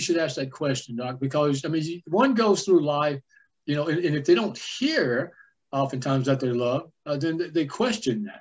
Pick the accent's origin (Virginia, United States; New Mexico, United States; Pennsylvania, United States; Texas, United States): Texas, United States; Jacksonville; I grew up in East Rural, Texas. It's a little place called Jacksonville